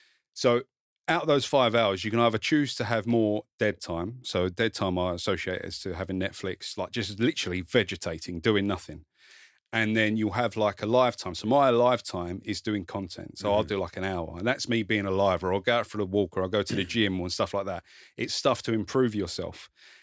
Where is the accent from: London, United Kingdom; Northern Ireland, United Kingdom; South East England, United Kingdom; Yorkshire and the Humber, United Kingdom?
South East England, United Kingdom; Kent. So this explains it all. Near Dartford.